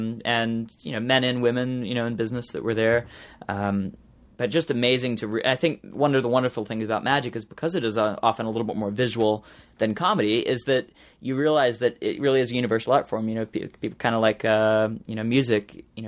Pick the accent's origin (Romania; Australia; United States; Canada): Australia; born there; I'm very thankful that I was born in Australia and have that Australian citizenship